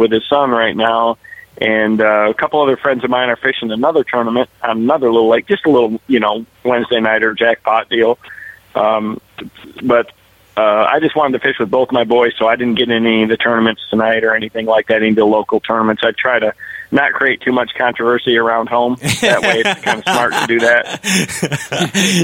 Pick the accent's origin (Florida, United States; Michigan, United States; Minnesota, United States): Michigan, United States; I grew up in Michigan.